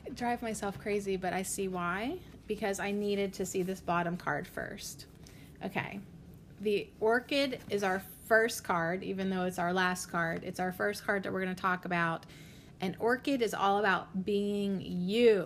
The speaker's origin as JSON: {"language": "English", "region": "Western Pennsylvania", "country": "United States", "said": "I'm from Western Pennsylvania"}